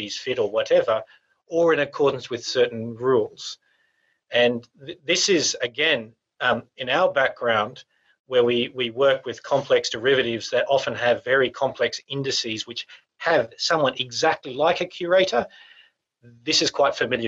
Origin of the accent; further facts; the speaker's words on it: Australia; we're from Australia